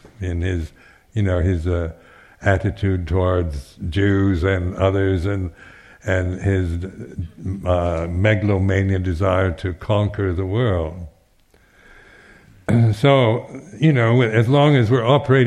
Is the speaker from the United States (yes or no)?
yes; United States; now in United Kingdom; being American